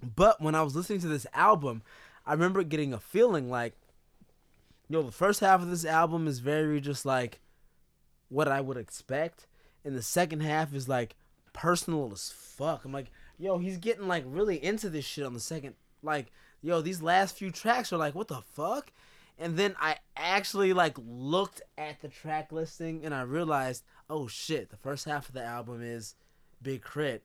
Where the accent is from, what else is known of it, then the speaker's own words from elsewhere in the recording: California, United States; moved away; also born or lived in Chicago; we're both from California.